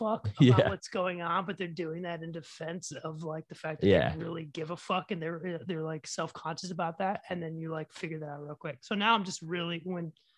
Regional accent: Michigan, United States; Growing up in Michigan

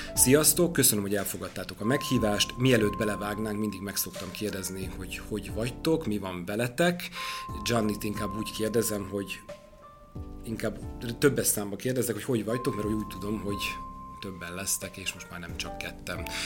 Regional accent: Debrecen, Hajdú-Bihar, Hungary; én debreceni vagyok, és az én nagynéném Debrecenben él

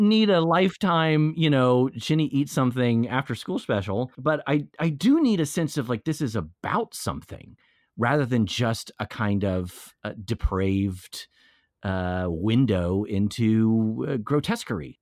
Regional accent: Texas, United States; I'm from Texas

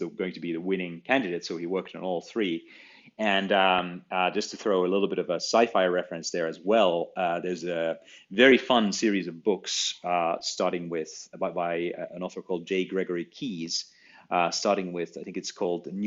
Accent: Finland; I found it in my school little school library. Growing up in Finland

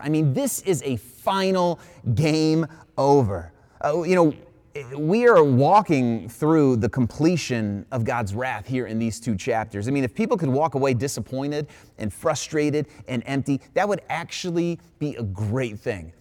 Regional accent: Ohio, United States; I was an Ohio boy all my life. I grew up in Ohio, born in Ohio

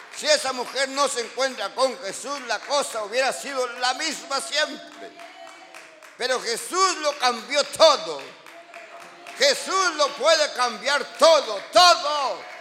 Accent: Guatemala; los que somos de Guatemala

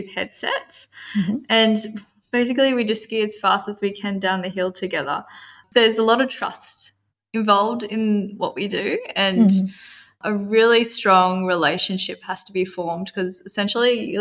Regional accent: Perisher, New South Wales, Australia; I'm from Perisher in Australia, New South Wales

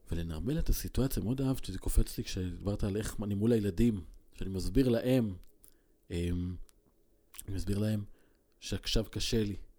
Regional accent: Israel; גדלתי בקיבוץ

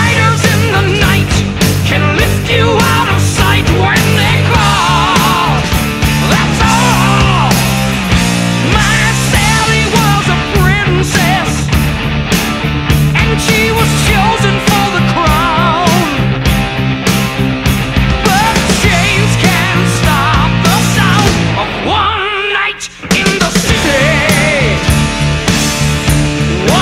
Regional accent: Ireland; I'm from Ireland

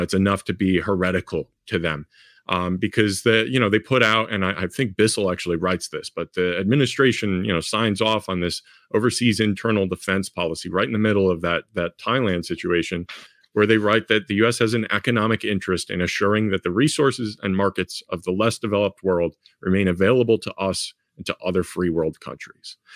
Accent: Chicago, Illinois, United States; here in, in my hometown

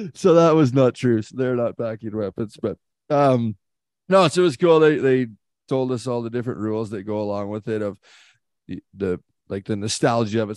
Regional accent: Canada; as a Canadian kid

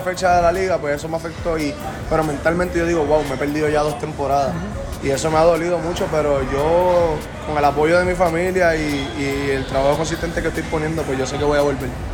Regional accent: Carolina, Puerto Rico; es mi pueblo, yo soy de Carolina, nací y criado

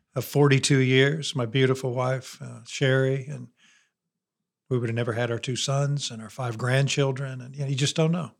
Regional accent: 20 minutes from Notre Dame, Indiana, United States; moved away as an adult; now in Alabama, United States; I was 20 minutes from Notre Dame

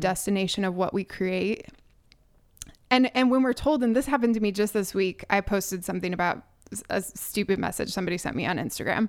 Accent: Chicago, Illinois, United States; moved away; I'm originally from Chicago

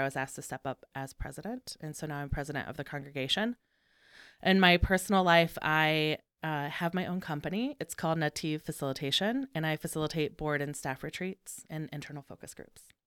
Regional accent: Indiana, United States; moved away as an adult; now in Chicago, United States; I grew up in Indiana. I moved to Chicago in two thousand two

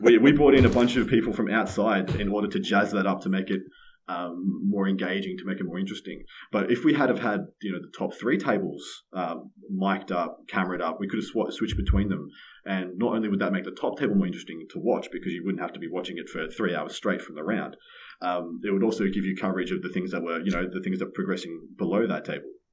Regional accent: Victoria, Australia; my home state, Victoria

